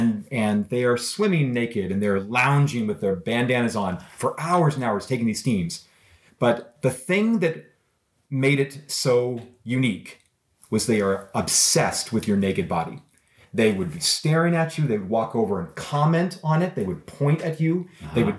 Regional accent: Canada; You know, they, oh, this is American, and I'm Canadian.

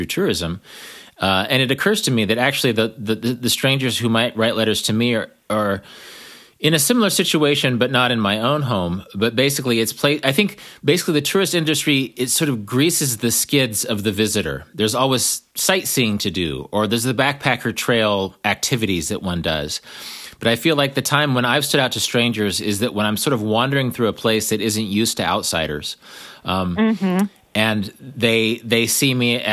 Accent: United States; as an American

